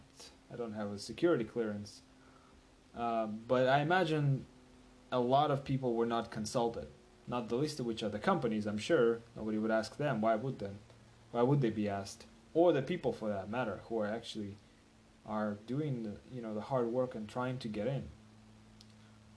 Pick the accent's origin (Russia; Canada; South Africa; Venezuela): Russia; moved away as an adult; now in United States; I'm from from Russia